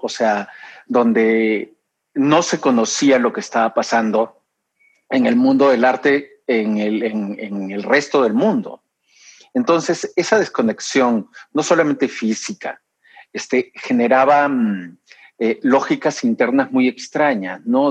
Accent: Peru; moved away as an adult; also born or lived in Lima, Peru / Monterrey, Mexico; now in Mexico; Yo nací en Perú, me mudé a México en el 91.

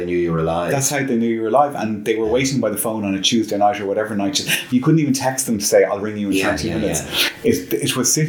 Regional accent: Malahide, Leinster, Ireland; Growing up in Malahide, a lot of my friends' parents worked with Aer Lingus

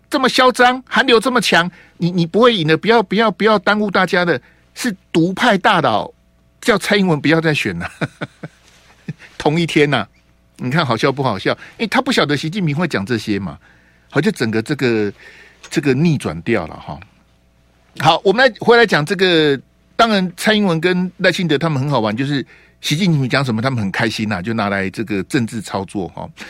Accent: Hualien, Hualien County, Taiwan; 我的故乡花莲

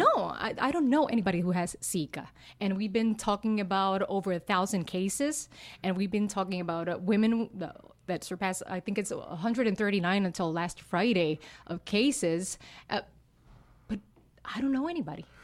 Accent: Utuado, Puerto Rico; first language Spanish; English is a second language; I'm from Utuado. It's in, in the center of the island.

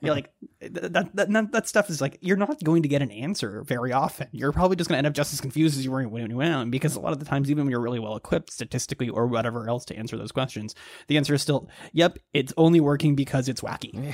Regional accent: Dallas, Texas, United States; now in Baltimore, United States; I grew up in the Dallas area

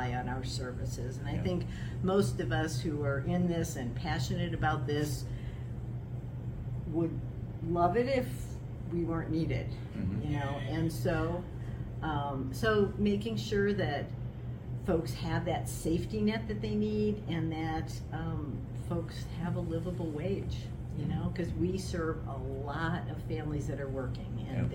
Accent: Detroit, Michigan, United States; moved away as an adult; now in Seattle, United States; I was born in Detroit.

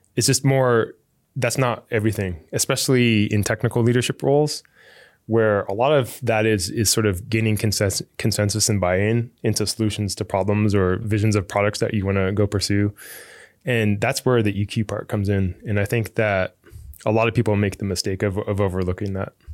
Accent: Fremont, California, United States; I grew up in Fremont, which is, like, right across the bay here

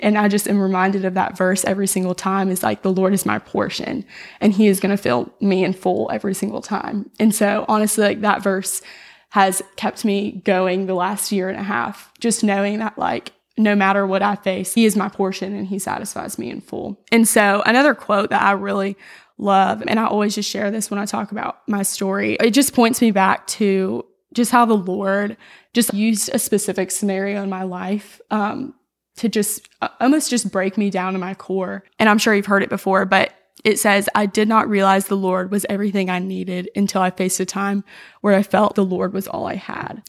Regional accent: Florida Panhandle, United States; I was raised in Knoxville, Florida, in the Panhandle

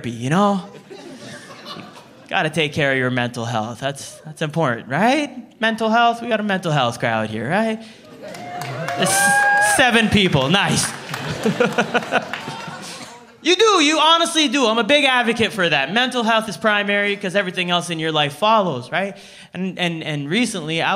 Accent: Toronto, Ontario, Canada; I'm from Scarborough

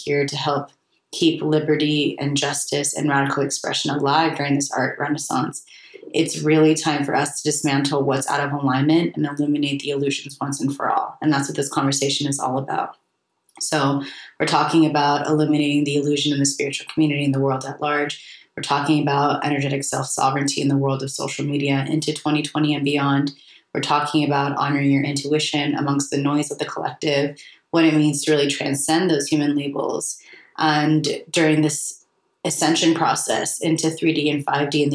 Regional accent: United States; I always saw myself as a European growing up in America

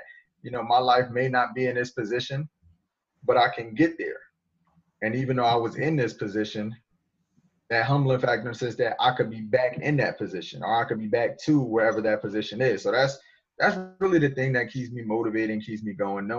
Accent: New Jersey, United States; I'm from Jersey. So whatever stereotype you got about people up north, that's how I am. That's what I fit. That's what I was grown. That's what I grew up around.

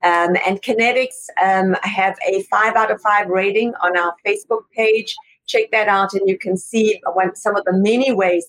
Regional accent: South Africa; moved away; I can relate to you driving on the other side of the road, Bong, because I came from South Africa.

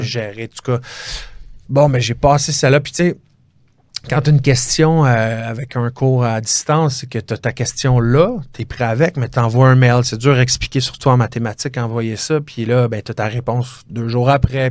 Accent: Chambly, Quebec, Canada; je viens de Chambly, puis euh, c'est mon secteur, Rive-Sud

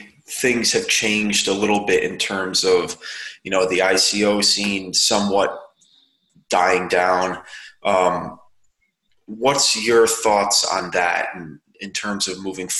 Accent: Connecticut, United States; moved away; I'm from Connecticut originally

